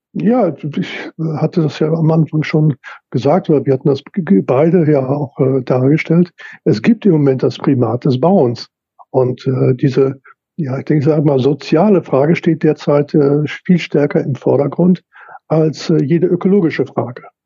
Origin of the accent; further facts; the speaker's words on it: Lüdinghausen, North Rhine-Westphalia, Germany; hier meine Heimatstadt Lüdinghausen